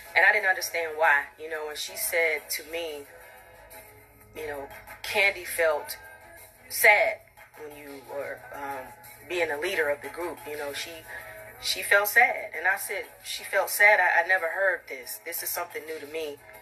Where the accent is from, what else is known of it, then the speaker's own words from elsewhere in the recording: College Park, Georgia, United States; I'm from College Park